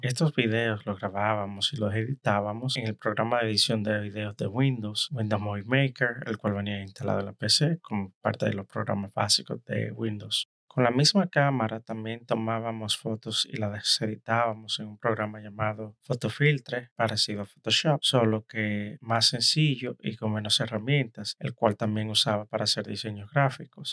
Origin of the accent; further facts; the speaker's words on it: Dominican Republic; moved away as an adult; now in New York, United States; Soy dominicano y actualmente vivo en la ciudad de New York